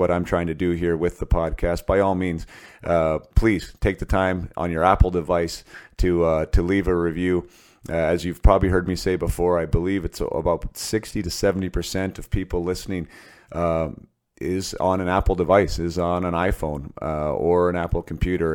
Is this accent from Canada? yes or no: yes; Western Canada, Canada; Me being a Canadian boy up here in Western Canada